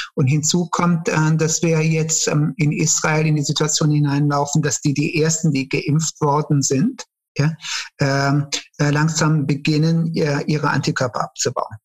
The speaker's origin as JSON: {"language": "German", "town": "Cologne", "region": "North Rhine-Westphalia", "country": "Germany", "tie": "born or raised there", "also_born_or_lived": "Turkey", "said": "ich hatte eine sehr schöne Kindheit hier in Köln. Äh, ich bin in Köln-Nil aufgewachsen"}